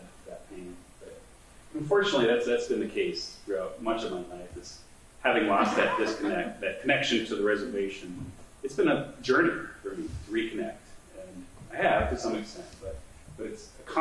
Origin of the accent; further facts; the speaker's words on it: Pine Ridge, South Dakota, United States; also born or lived in Grand Forks, North Dakota; now in Lincoln, United States; growing up on Pine Ridge